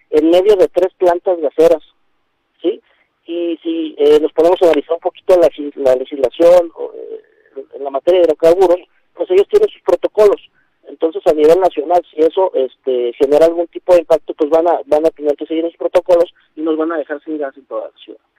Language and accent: Spanish; Mexico; como, ciudadanos, como mexicanos, hablando particularmente de nuestro país